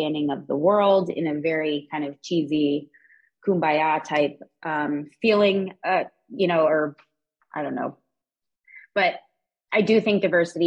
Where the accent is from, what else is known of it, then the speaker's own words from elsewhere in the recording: United States; as an American